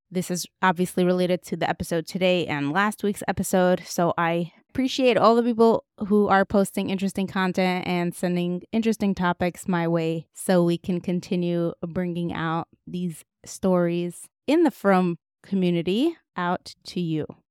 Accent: Moscow, Russia; moved away; What was it like growing up in Moscow? Like, that's all I knew.

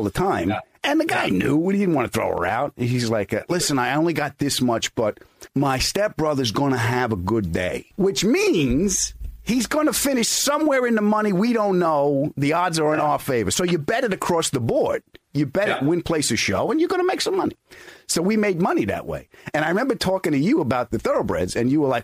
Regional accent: Long Island, New York, United States; I grew up on Long Island

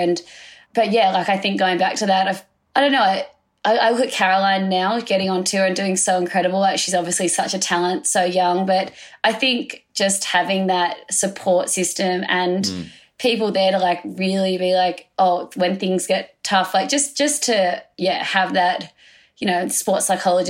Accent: Sydney, New South Wales, Australia; I grew up here in Narrabeen, joined the Board Riders Club when I started surfing when I was 9

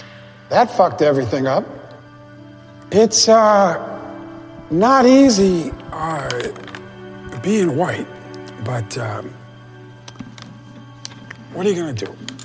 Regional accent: New York, United States; I grew up in Spanish Harlem. White guy, Spanish Harlem.

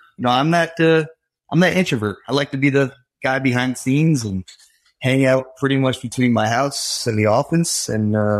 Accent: Connecticut, United States; also born or lived in Florida / Pennsylvania; now in Georgia, United States; Born and raised in Connecticut, moved to Florida.

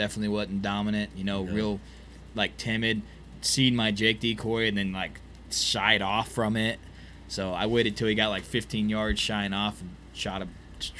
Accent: Missouri, United States; I'm from Missouri.

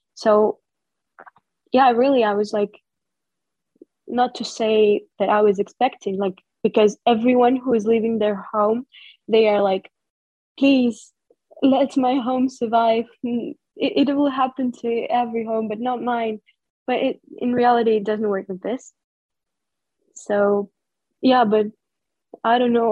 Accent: Kharkiv, Kharkiv Oblast, Ukraine; moved away as an adult; go away from my hometown.

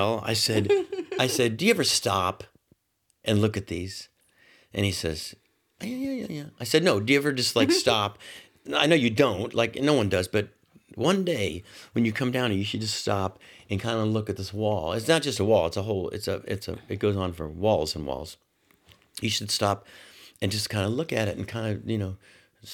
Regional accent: Orlando, Florida, United States; I grew up in Orlando

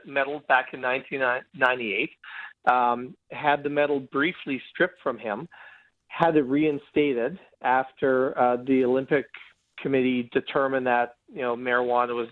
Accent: Canada; I'm Canadian like him, but I practice immigration law.

